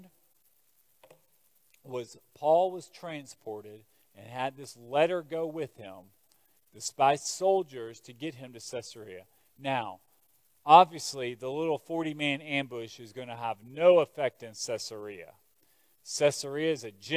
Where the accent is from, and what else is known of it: United States